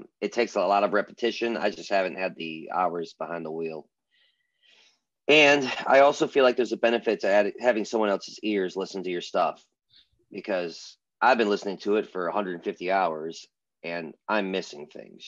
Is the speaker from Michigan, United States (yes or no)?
yes; Michigan, United States; now in Nashville, United States; I'm a Michigan born musician, bass player, producer, uh, and I work out of Nashville